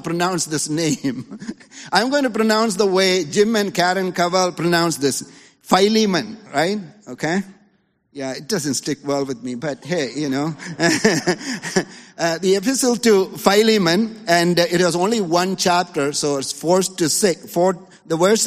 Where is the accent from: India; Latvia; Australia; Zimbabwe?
India; now in Los Angeles, United States; a little kid in the 80s, growing up in India